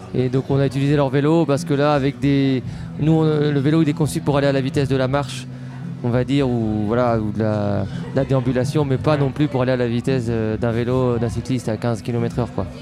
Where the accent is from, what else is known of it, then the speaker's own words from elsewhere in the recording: Tours, Centre-Val de Loire, France; je suis tourangeau